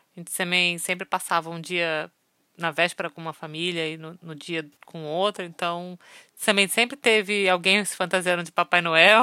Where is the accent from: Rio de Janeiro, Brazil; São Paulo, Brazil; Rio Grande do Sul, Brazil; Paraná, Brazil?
Rio de Janeiro, Brazil; moved away; also born or lived in Manaus; eu nasci no Rio de Janeiro. Morei muitos anos na minha vida em Manaus